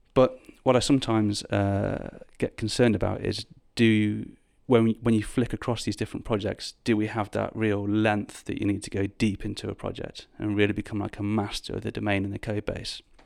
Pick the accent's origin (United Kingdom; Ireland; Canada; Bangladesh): United Kingdom; moved away as an adult; also born or lived in Birmingham; now in London, United Kingdom; I'm from the Midlands, or as you would call it, the North, um, in the U K